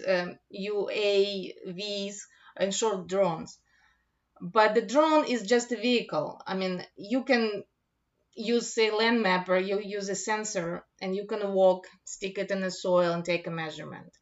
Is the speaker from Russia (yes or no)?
yes; Russia; also born or lived in Moscow; now in United States; I'm originally from Russia